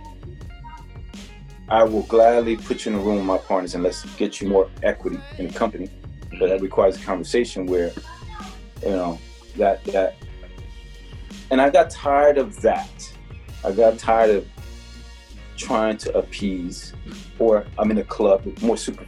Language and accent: English; Newark, New Jersey, United States; I'm from Newark